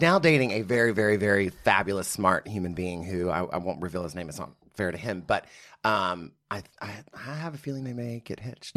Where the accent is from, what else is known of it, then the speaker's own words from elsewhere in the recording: Midland, Texas, United States; also born or lived in Odessa, Texas; I grew up in Midland, Odessa, Texas